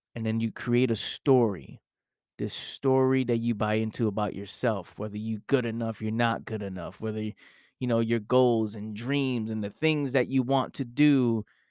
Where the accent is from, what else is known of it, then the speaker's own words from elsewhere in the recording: New York City, New York, United States; I grew up in the Bronx, New York